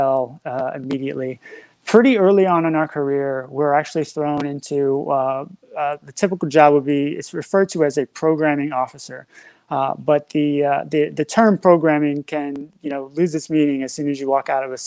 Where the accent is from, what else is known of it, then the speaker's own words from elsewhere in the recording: New Orleans, Louisiana, United States; also born or lived in Florida / Ohio / Little Rock, Arkansas; now in Nevada, United States; Originally, I'm from New Orleans, Louisiana